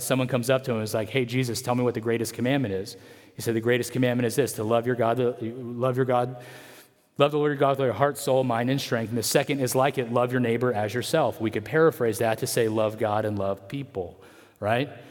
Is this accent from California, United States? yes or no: yes; Atwater, California, United States; I loved growing up in Atwater